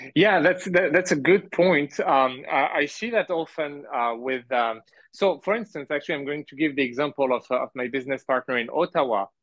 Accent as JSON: {"language": "English", "country": "France", "tie": "born or raised there", "also_born_or_lived": "Montreal, Canada / Canada", "moved": "as an adult", "lives_now": "Malaysia", "said": "I was born in Canada in Montreal, my parents are from Algeria, and I grew up in France"}